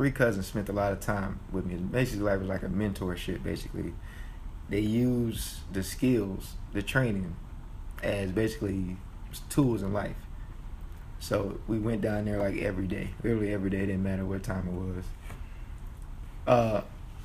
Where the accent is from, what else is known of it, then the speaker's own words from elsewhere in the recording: Raleigh, North Carolina, United States; I'm originally from Raleigh, North Carolina